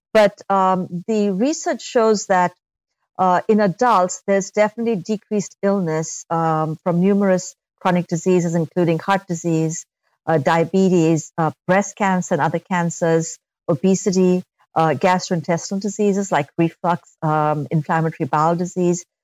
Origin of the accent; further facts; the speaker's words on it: India; moved away; I'm, I'm from India uh, originally